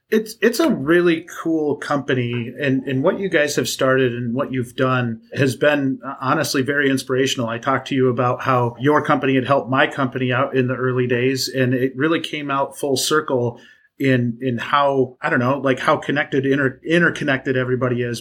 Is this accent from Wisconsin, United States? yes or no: yes; Wisconsin, United States; somebody from Wisconsin